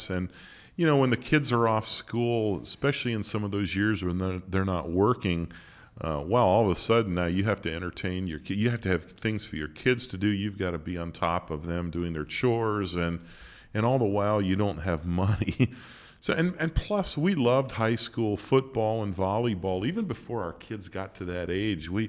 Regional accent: Montana, United States; I think that goes back to growing up in Montana

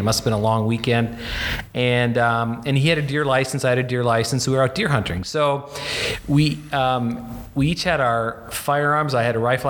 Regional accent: Bismarck, North Dakota, United States; moved away; my hometown, Bismarck, North Dakota

